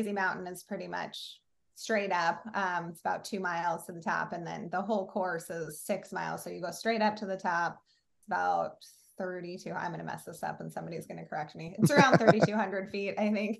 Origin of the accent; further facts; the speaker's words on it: Oregon, United States; now in MatSu Valley, Alaska, United States; I grew up in Oregon.